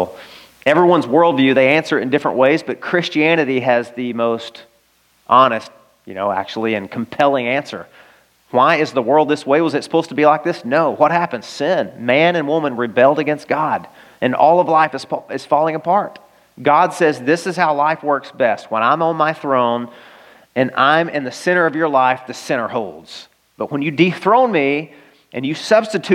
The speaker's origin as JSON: {"language": "English", "region": "Arkansas", "country": "United States", "tie": "born or raised there", "moved": "yes", "said": "I grew up in Arkansas"}